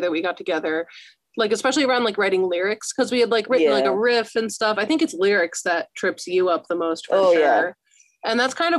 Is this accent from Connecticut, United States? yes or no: yes; Connecticut, United States; I'm from Connecticut, so very different.